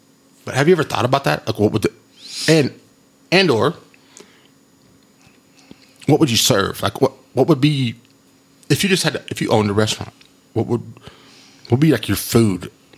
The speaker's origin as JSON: {"language": "English", "region": "Texas", "country": "United States", "said": "Like, I'm from West Texas, and this is where it's from."}